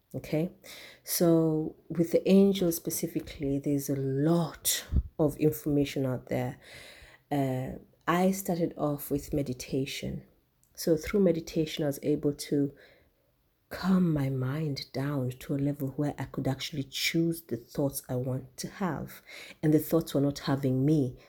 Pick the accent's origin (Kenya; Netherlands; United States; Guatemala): Kenya; I'm from Kenya. I'm um, I'm a Kikuyu, the largest tribe in Kenya.